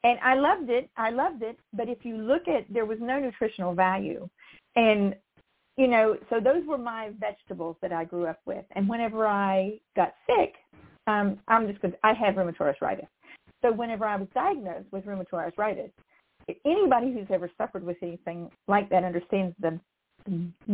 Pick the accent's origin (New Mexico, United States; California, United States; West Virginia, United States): West Virginia, United States; I come from West Virginia